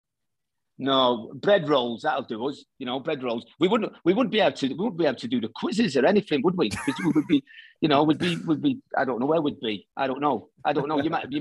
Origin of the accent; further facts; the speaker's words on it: Salford, North West England, United Kingdom; moved away; growing up in Salford, popping over to Ireland every 3 or 4 months